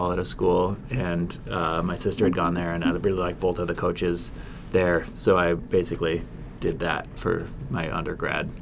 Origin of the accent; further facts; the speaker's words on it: Forks, Washington, United States; now in Portland, United States; I'm from Forks, Washington